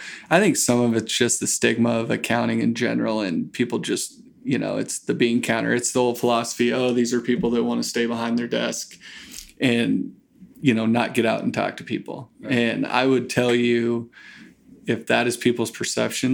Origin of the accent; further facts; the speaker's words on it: Grant, Nebraska, United States; moved away as an adult; also born or lived in Lincoln, Nebraska; I grew up out in Grant, Nebraska, out western Nebraska.